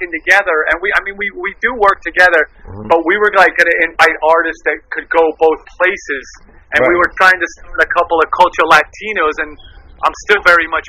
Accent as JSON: {"language": "English", "town": "Miami", "region": "Florida", "country": "United States", "tie": "born or raised there", "said": "I grew up in Miami"}